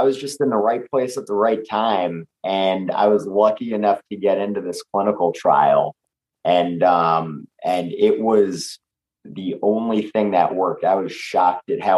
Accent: New York City, New York, United States; we're both New York guys. I think it's something growing up in the city

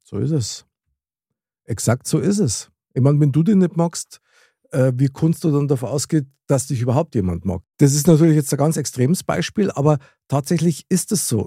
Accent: Munich, Bavaria, Germany; accent: Bavarian / Munich dialect; ich spreche ja wirklich sehr gern Mundart, also das heißt Bayerisch oder das Münchnerische halt.

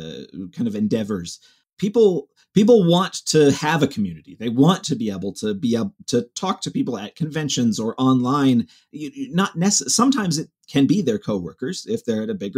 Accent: Cleveland, Ohio, United States; I grew up in Cleveland, so Midwest town

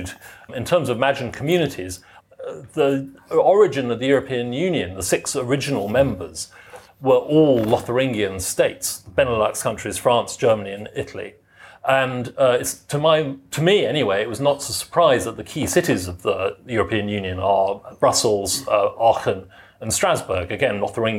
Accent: Tunbridge Wells, South East England, United Kingdom; I grew up in Tunbridge Wells

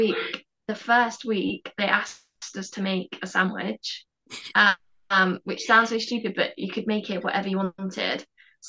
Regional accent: Midlands, United Kingdom; I'm from the Midlands

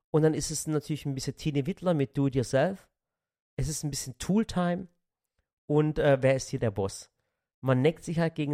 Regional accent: Dotternhausen, Baden-Württemberg, Germany; Stimmt. Stimmt. Ich bin aus Dotternhausen.

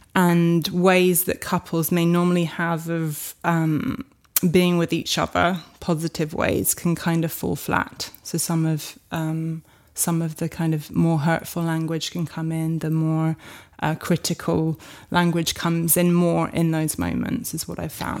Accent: France; moved away; I grew up in France

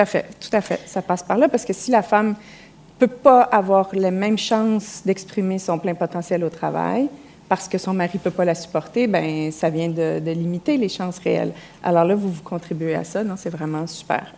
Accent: Quebec, Canada; accent: Québécois; mon accent au Québec

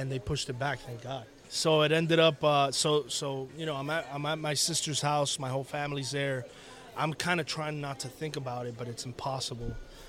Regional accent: Miami, Florida, United States; I'm from Miami, but my parents are Cuban.

